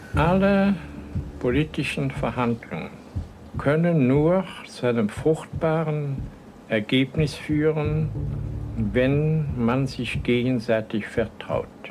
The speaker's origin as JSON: {"language": "German", "country": "Germany", "said": "wir Deutschen"}